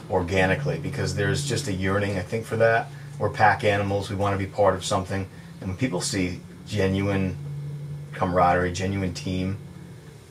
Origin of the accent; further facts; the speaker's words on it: Middletown, Rhode Island, United States; I grew up Middletown, Rhode Island, little town.